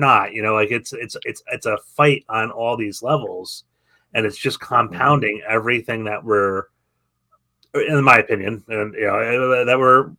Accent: the Catskills, Sullivan County, New York, United States; I grew up in the Catskills in Sullivan County. I knew a lot of Hasidic Jewish people.

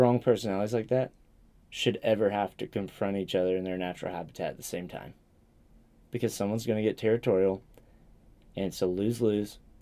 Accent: the Appalachians, Southeast, United States; I'm from the Southeast

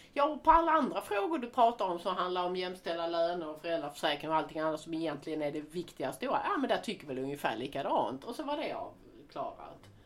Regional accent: Sweden; som svensk

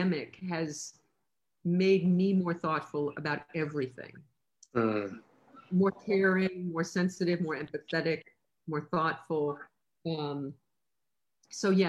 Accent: New York, United States; moved away as an adult; now in Los Angeles, United States; I'm from New York, and on my floor in my apartment building in New York, there was one of everything

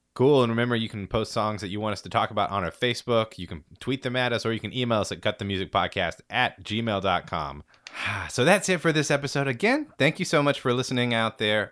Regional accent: Dallas, Texas, United States; I'm from, uh, t-, the Dallas, Texas

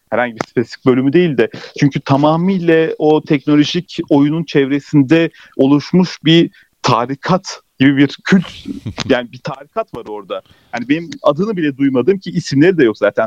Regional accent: Turkey; tam bu ülkede yaşıyorum, Türkiye'liyim, bu ülkeden, kökenlerim bu ülkeden.

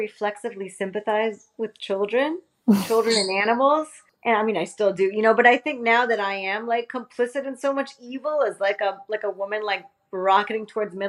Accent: Miami, Florida, United States; moved away; I come from Miami

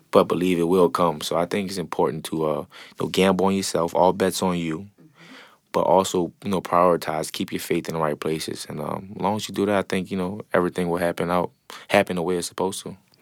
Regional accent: New Orleans, Louisiana, United States; growing up in the Seven Ward

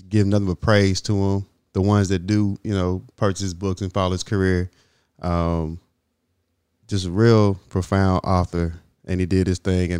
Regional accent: Little Rock, Arkansas, United States; growing up in Little Rock

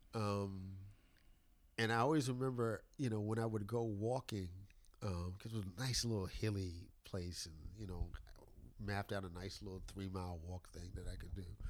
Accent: New York City, New York, United States; now in Durham, United States; I grew up in the South Bronx. When I moved from the South Bronx at ten years old

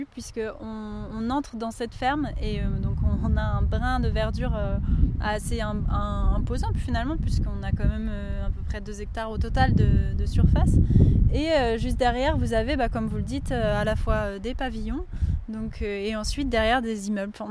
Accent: Nantes, Pays de la Loire, France; moved away as an adult; also born or lived in Seine-Saint-Denis; Moi, je suis nantaise.

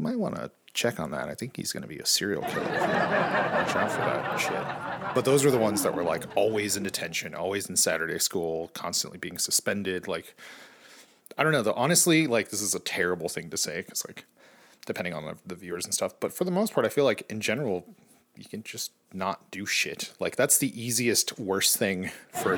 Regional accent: California, United States; I grew up in California

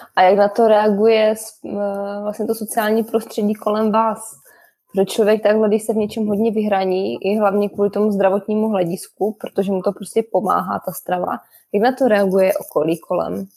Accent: Czechia; u nás v Čechu

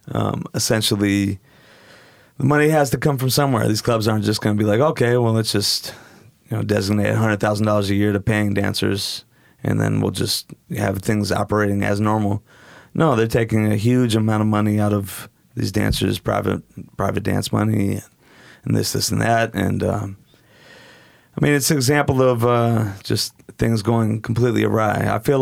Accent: Portland, Oregon, United States; I grew up in Portland.

